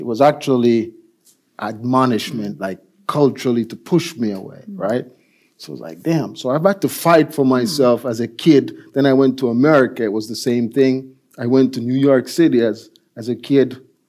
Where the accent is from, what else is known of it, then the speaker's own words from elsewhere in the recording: Jamaica; also born or lived in United States; now in Norway; I grew up in Jamaica as a kid